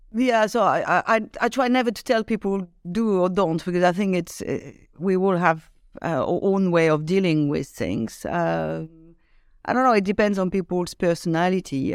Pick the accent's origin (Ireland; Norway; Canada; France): France; Lyon, Auvergne-Rhône-Alpes; I grew up in uh, in the suburb of Lyon, which is uh, one of second biggest uh, city in France